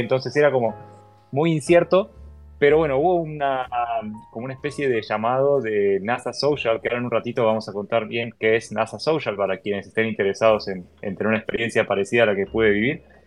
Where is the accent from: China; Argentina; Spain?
Argentina; yo avisé que no era de Estados Unidos por si no se nota mi acento, soy argentino